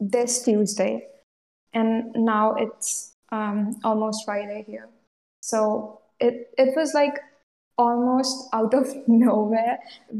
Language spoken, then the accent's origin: English; India; I'm from India